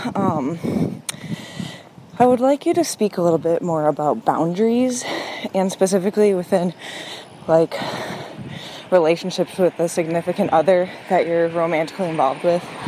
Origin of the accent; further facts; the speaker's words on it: Minneapolis, Minnesota, United States; I'm twenty-five, and I'm from Minneapolis. I live in Minneapolis